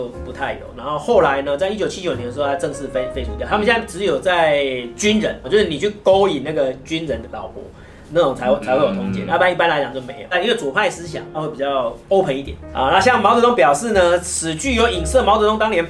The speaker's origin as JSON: {"language": "Chinese", "country": "Taiwan", "said": "就是我们台湾这边的历史课本怎么来形容文革这件事情"}